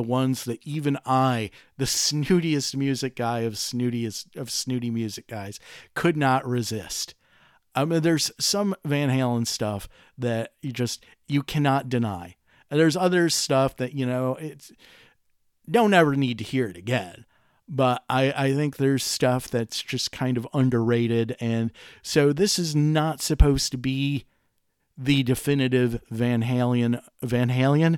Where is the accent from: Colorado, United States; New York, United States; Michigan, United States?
Michigan, United States; Detroit; I'm from Detroit